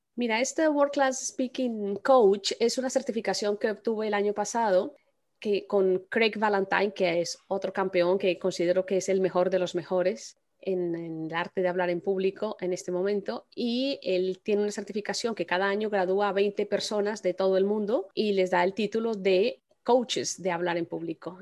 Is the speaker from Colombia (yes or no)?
yes; Colombia; yo soy colombiana